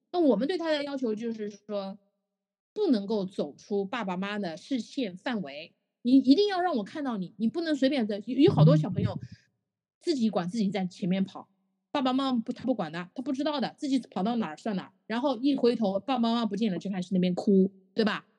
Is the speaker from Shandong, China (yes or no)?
no; Shanghai, China; 我们上海话